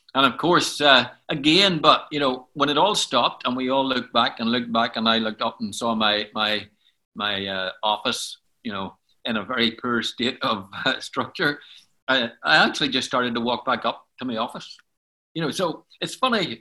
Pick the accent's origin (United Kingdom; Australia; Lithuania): United Kingdom; Belfast, Northern Ireland; I was born in Belfast, and uh, in fact, I was born in Donegal Pass in Belfast, which is on the south side